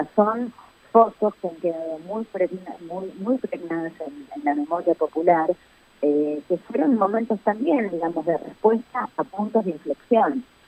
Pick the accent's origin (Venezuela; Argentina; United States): Argentina; somos, los argentinos